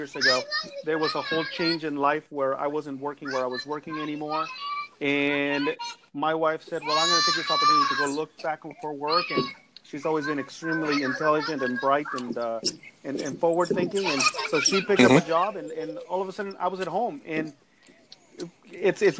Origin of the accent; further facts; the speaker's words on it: Mexico; also born or lived in Los Angeles, United States; now in United States; I'm originally from Mexico. I came here to the U.S. About 30 years ago